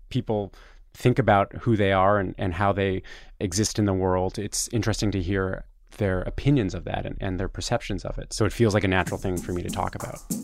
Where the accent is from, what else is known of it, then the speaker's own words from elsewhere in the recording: Toronto, Ontario, Canada; moved away as an adult; now in New York, United States; I'm from Toronto, Canada, and I came to New York to try and work in journalism in two thousand five.